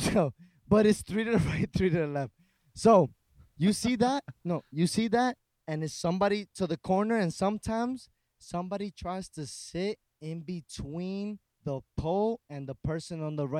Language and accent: English; New York City, New York, United States; born or raised there